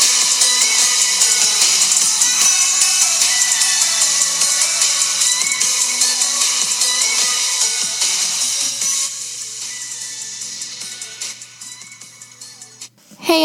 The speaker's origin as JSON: {"language": "English", "town": "Seattle", "region": "Washington", "country": "United States"}